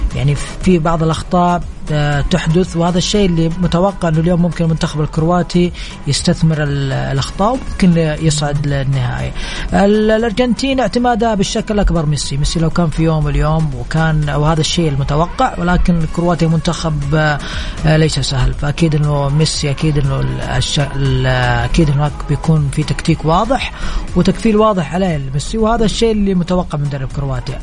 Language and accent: Arabic; Saudi Arabia; عندنا في السعوديه